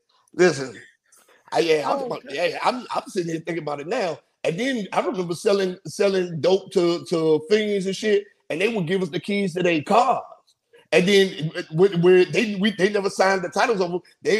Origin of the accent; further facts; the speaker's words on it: Landover, Maryland, United States; me growing up in the DC area during that time too. I grew up in Landover when it was Landover.